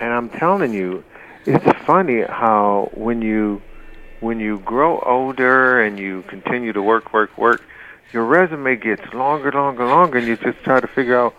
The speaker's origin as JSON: {"language": "English", "town": "Detroit", "region": "Michigan", "country": "United States", "tie": "born or raised there", "also_born_or_lived": "Charlotte, North Carolina", "moved": "yes", "said": "born and raised in Detroit, Michigan"}